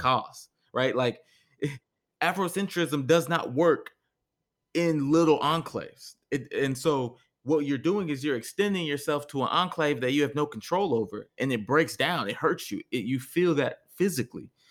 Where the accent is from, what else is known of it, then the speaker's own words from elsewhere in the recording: Texas, United States; we're from Texas